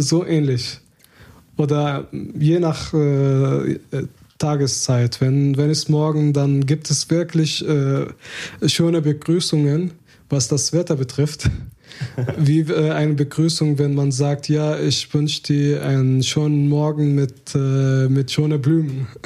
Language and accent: German; Hebron, West Bank, Palestine; German is a second language; now in Germany; wir haben eine alte Tradition in, in meiner mein Heimatstadt äh, Hebron